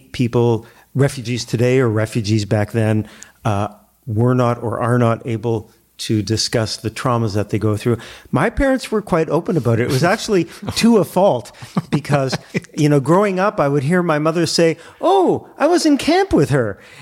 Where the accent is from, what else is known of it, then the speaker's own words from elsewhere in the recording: Toronto, Ontario, Canada; I grew up in the Dufferin and Glencairn area of Toronto.